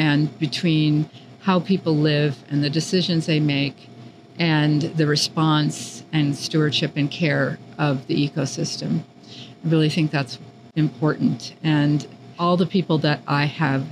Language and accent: English; Los Angeles, California, United States; I grew up in Los Angeles, so I didn't have an agricultural background